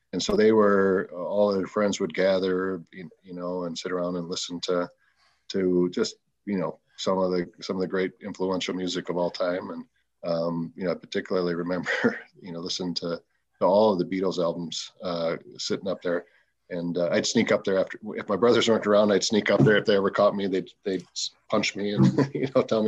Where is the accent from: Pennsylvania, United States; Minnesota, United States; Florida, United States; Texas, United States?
Minnesota, United States; St. Paul; Born and raised in St. Paul.